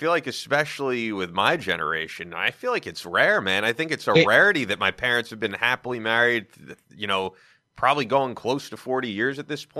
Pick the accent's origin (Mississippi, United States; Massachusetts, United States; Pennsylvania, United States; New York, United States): New York, United States; just as a New Yorker